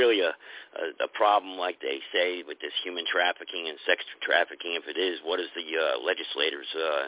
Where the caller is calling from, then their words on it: United States; I'm calling from the United States. That's irrelevant. I'm a United States American citizen.